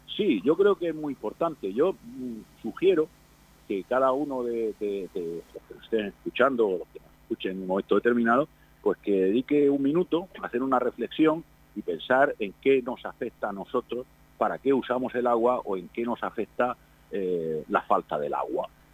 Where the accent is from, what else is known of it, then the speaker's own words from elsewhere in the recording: Spain; Somos ciudadanos de este país. Somos españoles